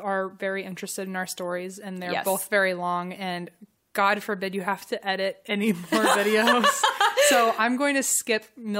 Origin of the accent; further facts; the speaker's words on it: Virginia, United States; moved away; I'm from Virginia.